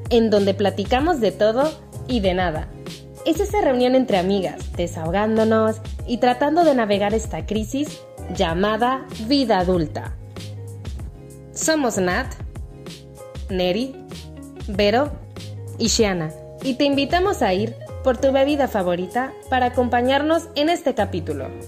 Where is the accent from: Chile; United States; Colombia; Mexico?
Mexico; also born or lived in Spain; soy española mexicana, ahora estoy viviendo en Ciudad del Carmen eh, y viví el año pasado en España, por lo cual a veces se me salen palabras